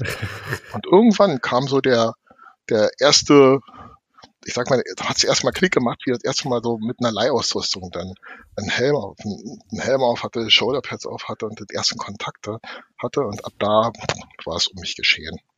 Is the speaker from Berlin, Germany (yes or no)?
yes; Berlin, Germany; meine Heimat oder der Bezirk, in dem ich groß geworden bin